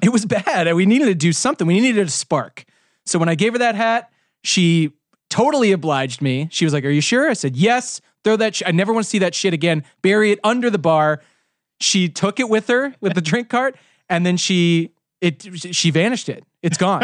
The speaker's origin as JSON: {"language": "English", "town": "Kansas City", "region": "Missouri", "country": "United States", "said": "I'm from Kansas City."}